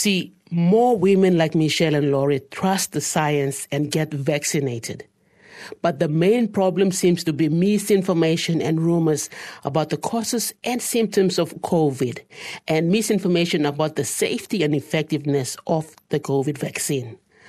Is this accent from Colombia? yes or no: no; Papua New Guinea; My home country of Papua New Guinea